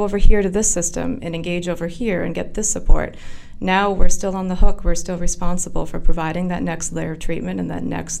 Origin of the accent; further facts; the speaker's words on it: Orange, Massachusetts, United States; I grew up in Orange, Massachusetts, so I really haven't traveled very far.